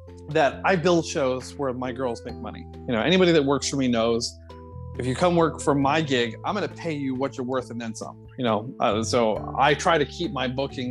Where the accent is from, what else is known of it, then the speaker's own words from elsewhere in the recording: South Florida, United States; I come from South Florida